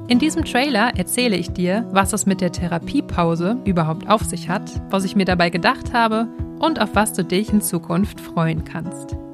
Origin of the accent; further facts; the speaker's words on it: North Rhine-Westphalia, Germany; Und ich bin ein echtes Kind des Ruhrgebiets. Ich wohne in Dortmund und hier habe ich auch meine Praxis für Logopädie.